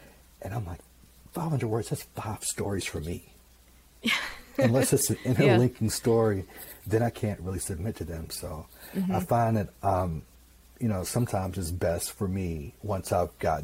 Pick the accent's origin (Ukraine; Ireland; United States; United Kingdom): United States; Mississippi; moved away; I'm from Mississippi originally